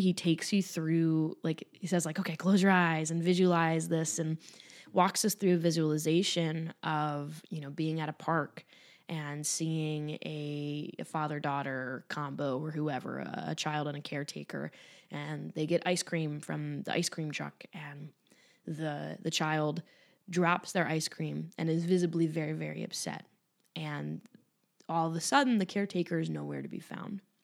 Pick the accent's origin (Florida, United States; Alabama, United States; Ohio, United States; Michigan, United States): Ohio, United States; Cleveland; moved away; I'll be in Cleveland as well which is my hometown.